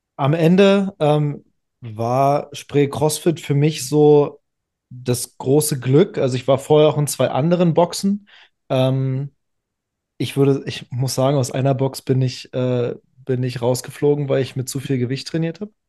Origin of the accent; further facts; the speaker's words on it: Berlin, Germany; ich bin in ähm, in der Zeit aufgewachsen, im Berliner Leistungshandball